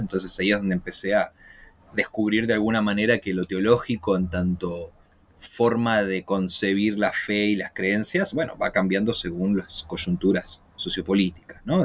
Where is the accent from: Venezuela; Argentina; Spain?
Argentina; moved away as an adult; now in Chile; soy argentino, pero vivo ya hace ocho años eh, en Chile